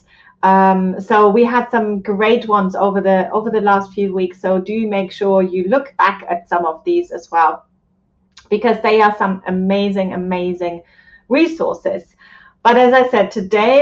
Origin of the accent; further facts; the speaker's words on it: Germany; moved away; Germany, which is my home country.